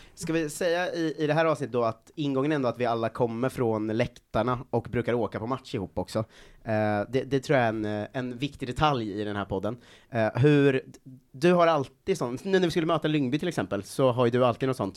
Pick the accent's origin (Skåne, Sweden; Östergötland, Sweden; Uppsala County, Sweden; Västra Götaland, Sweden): Östergötland, Sweden; outside Linköping; now in Stockholm, Sweden; jag växte upp utanför Linköping